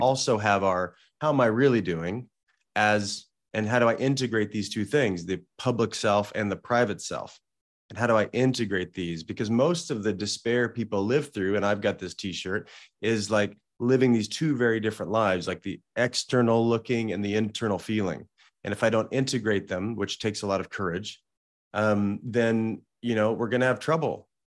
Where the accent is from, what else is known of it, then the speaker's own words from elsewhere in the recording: Salem, Illinois, United States; now in West Hollywood, United States; I grew up in a small town in southern Illinois